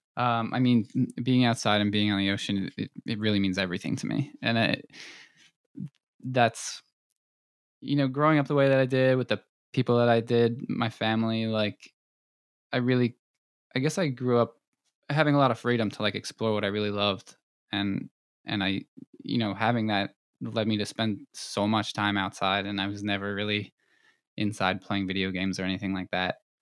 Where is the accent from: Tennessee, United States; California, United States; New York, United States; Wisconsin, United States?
New York, United States; Long Island; I was born and raised on Long Island